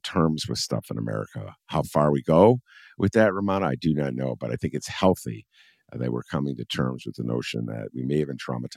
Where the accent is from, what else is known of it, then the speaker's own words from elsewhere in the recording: Chicago, Illinois, United States; I am a Chicagoan.